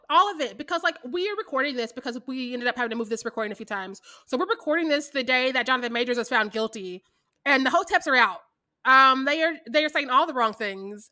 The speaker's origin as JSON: {"language": "English", "town": "Kansas City", "region": "Missouri", "country": "United States", "also_born_or_lived": "Warrensburg, Missouri / Lubbock, Texas", "said": "I'm from Kansas City, Missouri"}